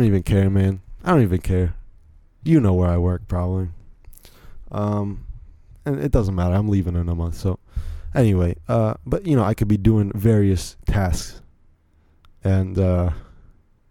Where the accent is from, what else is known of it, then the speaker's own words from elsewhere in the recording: Virginia, United States; I grew up here in Virginia my whole life. So I don't really have an accent like